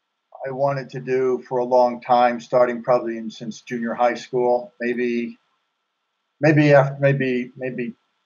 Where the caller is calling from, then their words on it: Wichita, Kansas, United States; Wichita, Kansas.